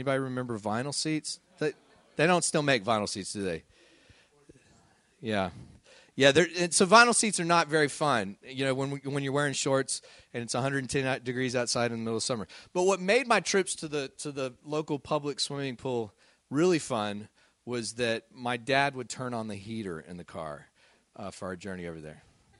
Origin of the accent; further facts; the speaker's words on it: Midland, Texas, United States; You know, when I was a kid growing up in Midland, Texas, it got awfully hot in the summer.